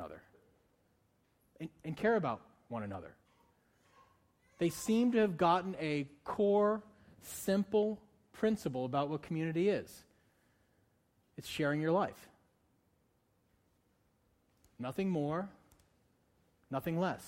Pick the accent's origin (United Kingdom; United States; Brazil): United States; Northeast; moved away; I'm from the Northeast.